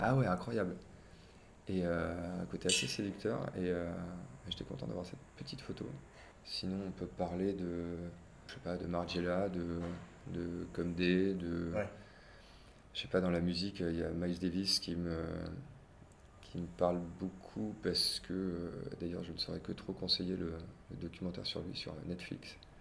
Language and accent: French; Biarritz, Nouvelle-Aquitaine, France; j'ai grandi à Biarritz dans les années 90